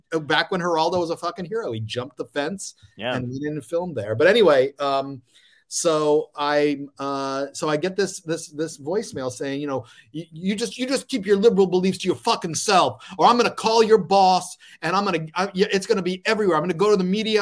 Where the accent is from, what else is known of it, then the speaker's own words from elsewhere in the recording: Lafayette, Louisiana, United States; moved away; also born or lived in Queens, New York / Florida / Indiana; I grew up in Lafayette, Louisiana